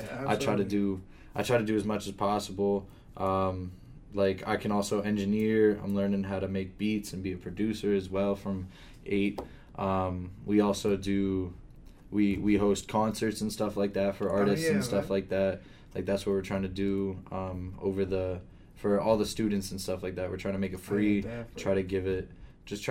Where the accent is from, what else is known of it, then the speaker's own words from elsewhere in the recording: Erie, Pennsylvania, United States; moved away as an adult; now in Akron, United States; I'm from Erie